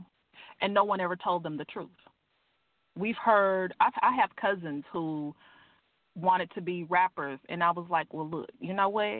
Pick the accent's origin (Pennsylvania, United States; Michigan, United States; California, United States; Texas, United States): Texas, United States; Crockett; I'm from Crockett, Texas.